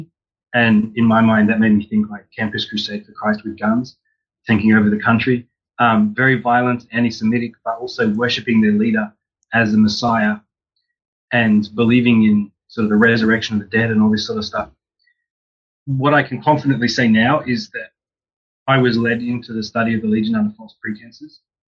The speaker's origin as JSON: {"language": "English", "country": "Australia", "tie": "born or raised there", "said": "I grew up in Australia and went to the University of Sydney"}